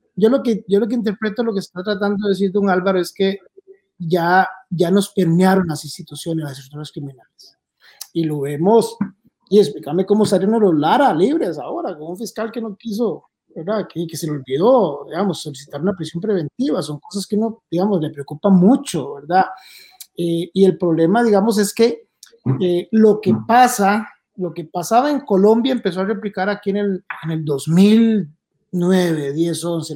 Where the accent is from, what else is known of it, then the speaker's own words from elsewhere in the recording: Puntarenas, Costa Rica; moved away; Punta Arenas tiene 19 homicidios, mi pueblo